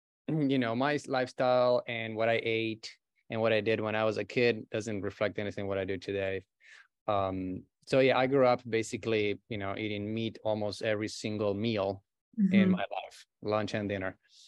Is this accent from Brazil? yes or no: yes; Brazil; English is a second language; moved away as an adult; also born or lived in Buenos Aires, Argentina; now in Los Angeles, United States; Yeah, I was born in Argentina, in Buenos Aires. And when I was an early teenager, I moved to Brazil with my family. And I grew up pretty much over there.